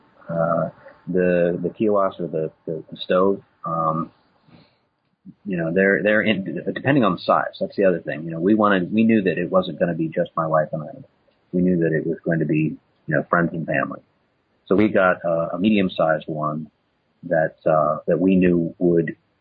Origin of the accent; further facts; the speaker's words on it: Midwest, United States; moved away; I come from the Midwest originally